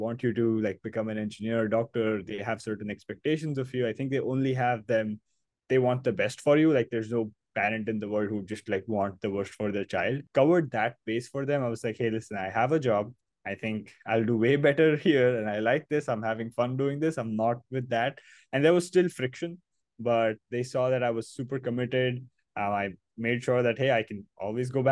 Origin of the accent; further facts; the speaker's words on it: Mumbai, Maharashtra, India; I was born and brought up in Mumbai. This is my hometown. This is where I grew up